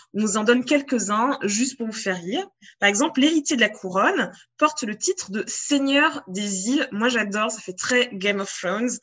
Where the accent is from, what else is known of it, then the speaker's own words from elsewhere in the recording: France; en tant que française, en bonne française